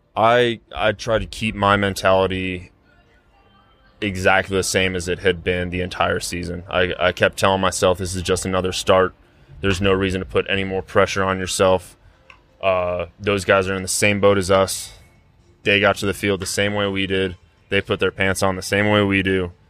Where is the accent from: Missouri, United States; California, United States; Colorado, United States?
Colorado, United States; Denver; drafted by my hometown team in the first round with their first pick, come through their system in somewhat of a quick fashion and get to do the things that I've been able to do being from this city that I grew up